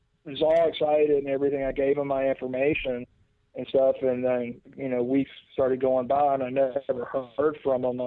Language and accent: English; Memphis, Tennessee, United States; born and raised in Memphis